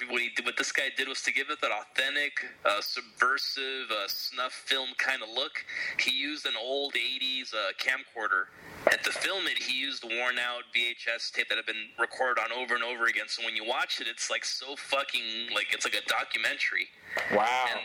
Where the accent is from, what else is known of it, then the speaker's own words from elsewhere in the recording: United States; I'm an American.